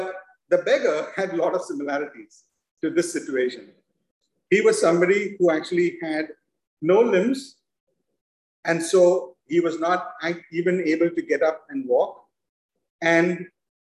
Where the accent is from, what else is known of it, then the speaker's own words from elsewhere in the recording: Mumbai, Maharashtra, India; moved away; I grew up in Mumbai